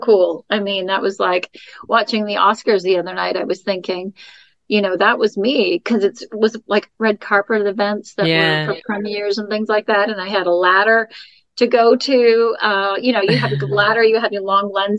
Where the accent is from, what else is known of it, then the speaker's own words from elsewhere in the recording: Niagara Falls, Ontario, Canada; also born or lived in London / Toronto / Memphis, Tennessee; now in California, United States; I lived in a small town my whole life growing up in Canada, in, you know, Niagara Falls